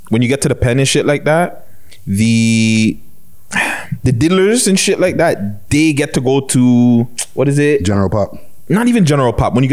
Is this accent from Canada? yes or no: yes; Toronto, Ontario, Canada; I'm Canadian, 100% born and raised.